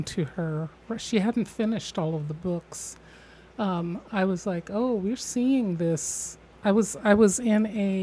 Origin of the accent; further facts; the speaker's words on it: Midwest, United States; I grew up in the Midwest in a Victorian home